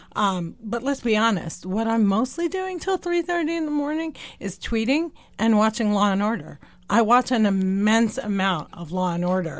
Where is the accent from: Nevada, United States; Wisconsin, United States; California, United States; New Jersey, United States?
New Jersey, United States; also born or lived in West Bank / Deir Dibwan, Palestine; Born and raised in New Jersey